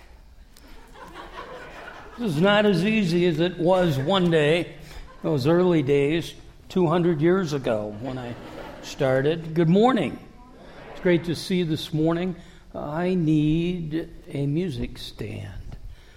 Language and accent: English; Davenport, Iowa, United States; moved away; I'm from Davenport, which is 80 miles north of Burlington. But I'm from Iowa.